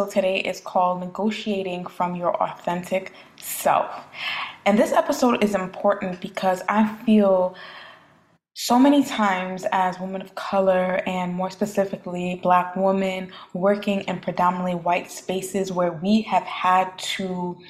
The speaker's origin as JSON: {"language": "English", "town": "New York City", "region": "New York", "country": "United States", "tie": "born or raised there", "said": "growing up in Brooklyn, New York"}